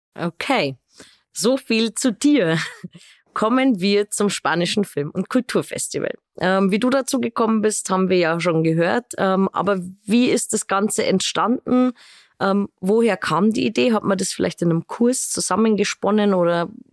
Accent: Straubing, Bavaria, Germany; also born or lived in Regensburg; Nicht weit weg aus Straubing

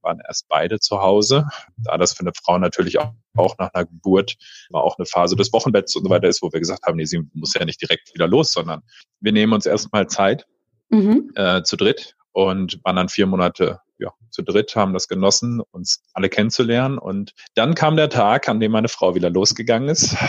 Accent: Paderborn, North Rhine-Westphalia, Germany; also born or lived in Berlin-Spandau; now in Berlin, Germany; Ursprünglich aus Ostwestfalen, aus Paderborn

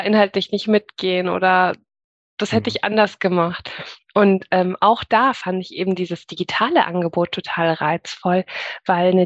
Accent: Munich, Bavaria, Germany; now in Augsburg, Germany; ich bin als Kind in eine freie evangelische Gemeinde gegangen, in München, also auch in der Jugendzeit

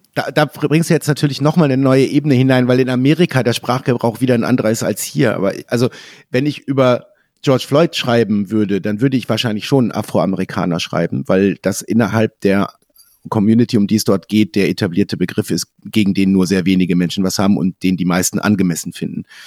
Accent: a small village in Lower Saxony, Germany; Meine Eltern äh, haben ein Haus gebaut, als ich ein Kind war, in einem kleinen Dorf in Niedersachsen

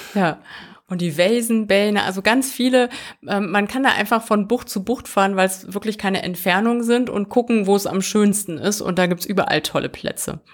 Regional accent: Germany; als äh, Deutsche

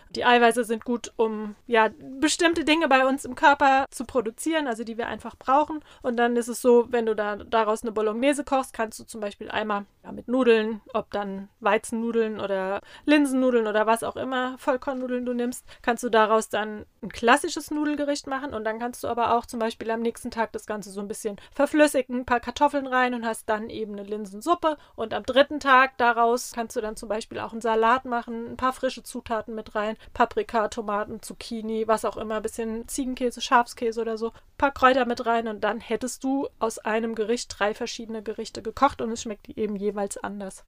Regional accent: Rheinhessen, Rhineland-Palatinate, Germany; bei uns in Rheinhessen

